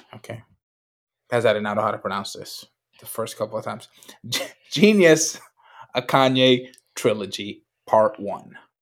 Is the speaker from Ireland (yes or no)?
no; Puerto Rico; I grew up in Puerto Rico